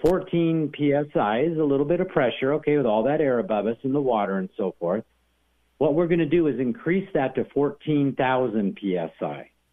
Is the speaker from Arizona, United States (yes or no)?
yes; Arizona, United States; moved away; I'm from Arizona originally